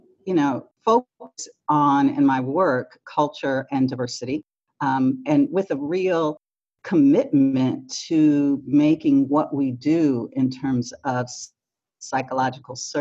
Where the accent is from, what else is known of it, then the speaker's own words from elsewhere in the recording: Detroit, Michigan, United States; I grew up in Detroit, Michigan, in a African-American neighborhood, sort of the center of Detroit